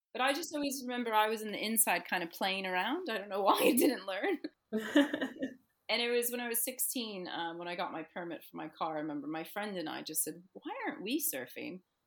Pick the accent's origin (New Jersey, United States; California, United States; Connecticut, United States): New Jersey, United States; moved away as an adult; also born or lived in Bristol Channel, United Kingdom; now in United Kingdom; growing up in New Jersey and growing up near the Atlantic coastline